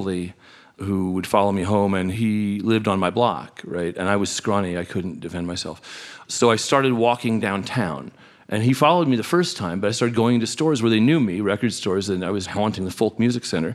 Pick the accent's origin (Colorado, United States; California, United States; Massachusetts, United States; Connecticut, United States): California, United States; I grew up in California in the 70s